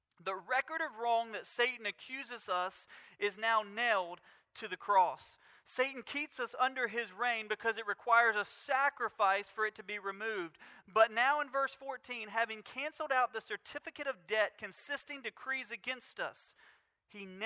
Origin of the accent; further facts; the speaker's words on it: Mobile, Alabama, United States; we grew up in Mobile